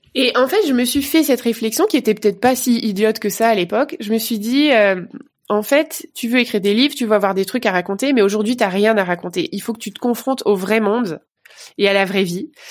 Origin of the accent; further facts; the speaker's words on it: Vogelsheim, Grand Est, France; moved away as an adult; now in Bordeaux, France; En Alsace. Voilà, je suis, je suis une pure Alsacienne